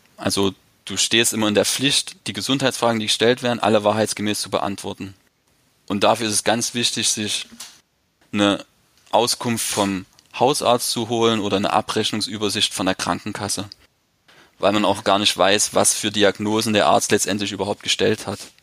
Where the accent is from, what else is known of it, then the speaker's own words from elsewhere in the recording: eastern Germany, Germany; now in Leipzig, Germany; bei uns im Osten